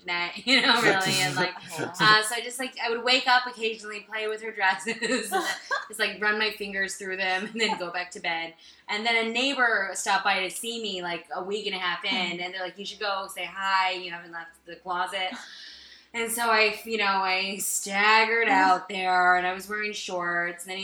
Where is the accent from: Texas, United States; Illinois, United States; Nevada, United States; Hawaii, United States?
Nevada, United States; Las Vegas; I'm from Las Vegas